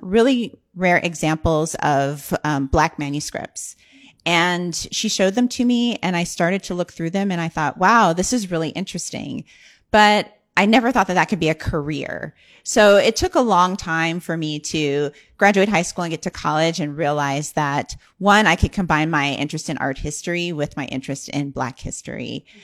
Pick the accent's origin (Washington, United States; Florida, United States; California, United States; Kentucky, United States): California, United States; San Bernardino; I grew up in San Bernardino, California, which is about an hour east of L